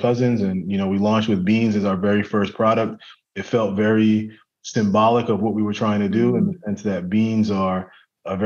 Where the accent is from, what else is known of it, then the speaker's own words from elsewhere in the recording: New York City, New York, United States; I grew up in Brooklyn in a really big family